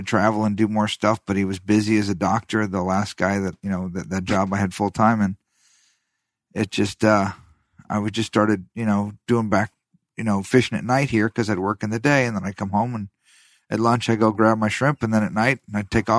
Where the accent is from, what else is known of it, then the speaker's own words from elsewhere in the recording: United States; also born or lived in Bahamas / Florida Keys; Right here. I was born like 10 minutes away from here.